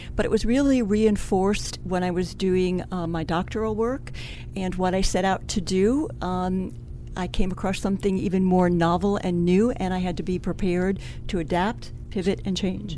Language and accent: English; Cleveland, Ohio, United States; I'm originally from Cleveland, Ohio